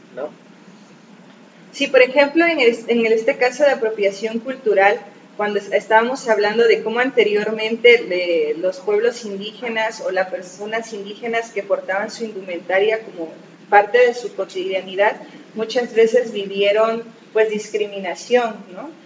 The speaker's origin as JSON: {"language": "Spanish", "town": "Asunción Ixtaltepec", "region": "Oaxaca", "country": "Mexico", "said": "nuestra familia, pues nosotros somos de Ixtaltepec, el origen es ahí"}